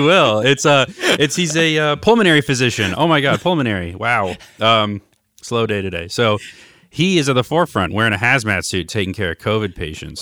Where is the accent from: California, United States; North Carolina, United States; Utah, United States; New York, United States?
California, United States; Los Angeles; Growing up in Hancock Park